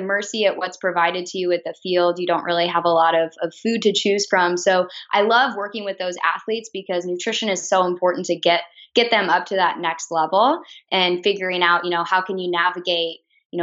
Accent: Lincoln, Nebraska, United States; I was born and raised in Lincoln

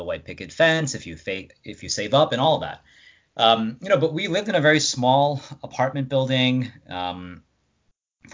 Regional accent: Rockland County, New York, United States; being born and raised in Rockland upstate

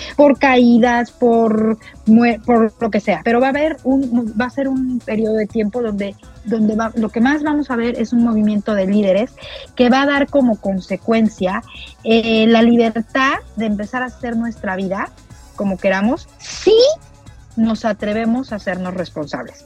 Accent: Mexico; para nosotros como mexicanos

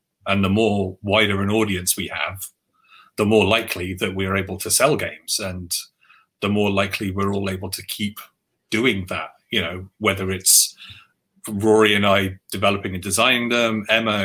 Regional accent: London, United Kingdom; the white Catholic Irish boy growing up in Northwest London in the 80s

